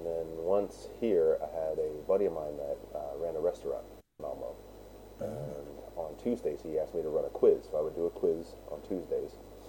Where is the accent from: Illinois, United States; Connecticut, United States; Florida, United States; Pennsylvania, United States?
Florida, United States; South Florida and Georgia, United States; moved away as an adult; also born or lived in Fort Lauderdale, United States; now in Sweden; I grew up in South Florida and Georgia.